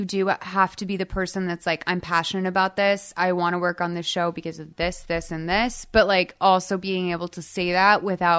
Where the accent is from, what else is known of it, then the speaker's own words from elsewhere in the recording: Boston, Massachusetts, United States; I grew up like in Boston, like thinking I was gonna have a normal job, so I was trained for that.